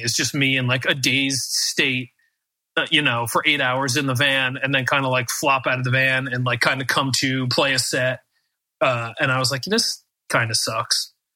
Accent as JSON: {"language": "English", "country": "United States"}